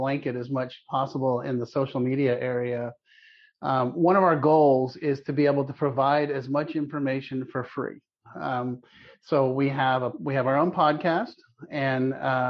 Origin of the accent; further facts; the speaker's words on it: Palo Alto, California, United States; I grew up in Palo Alto, California, back when nobody knew where Palo Alto was